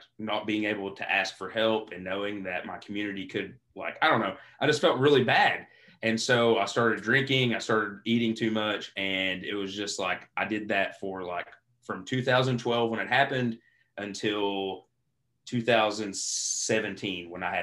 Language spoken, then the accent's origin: English; Eastern Kentucky, United States; growing up in Eastern Kentucky